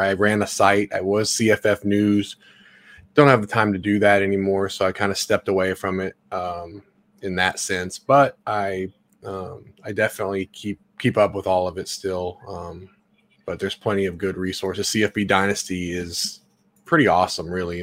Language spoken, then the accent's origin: English; Memphis, Tennessee, United States; I live in Memphis, or I'm from Memphis